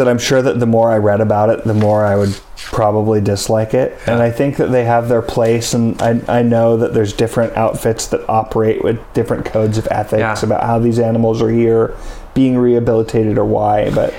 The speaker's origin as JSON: {"language": "English", "town": "Palo Alto", "region": "California", "country": "United States", "tie": "born or raised there", "said": "I grew up in Palo Alto. Very different place today than it was in the late 80s, early 90s."}